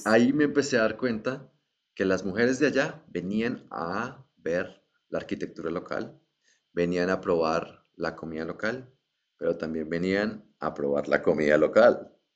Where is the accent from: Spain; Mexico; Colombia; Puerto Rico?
Colombia; viniendo de Colombia